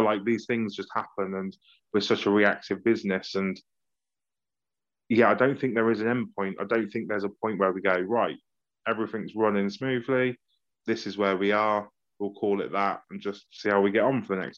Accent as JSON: {"language": "English", "town": "Banbury", "region": "South East England", "country": "United Kingdom", "tie": "born or raised there", "said": "Banbury United because that's who I played for as a teenager and that's my hometown"}